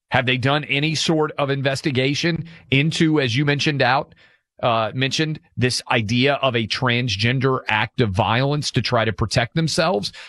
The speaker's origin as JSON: {"language": "English", "region": "Tennessee", "country": "United States", "tie": "born or raised there", "said": "in my home state of Tennessee"}